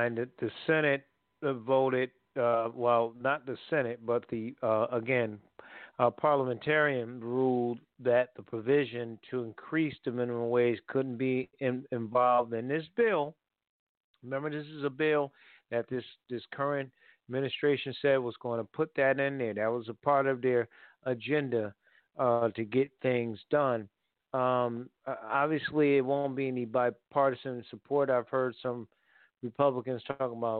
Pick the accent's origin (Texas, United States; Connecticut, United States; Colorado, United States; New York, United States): Connecticut, United States; New Haven; now in Durham, United States; I'm from New Haven, Connecticut